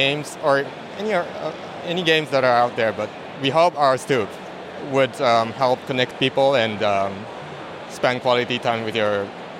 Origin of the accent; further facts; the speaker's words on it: Tokyo, Japan; Tokyo, Japan.